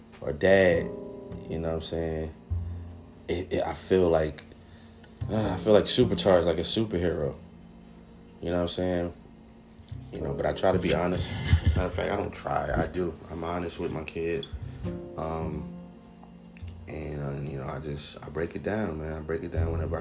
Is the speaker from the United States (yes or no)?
yes; New Jersey, United States; we're both from Jersey